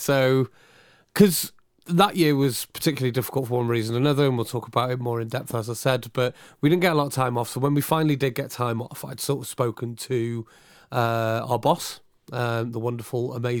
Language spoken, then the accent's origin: English; Abergele, Wales, United Kingdom; In a wonderful place in North Wales, which is near where I grew up in Abergele, called the Kimmel Manor.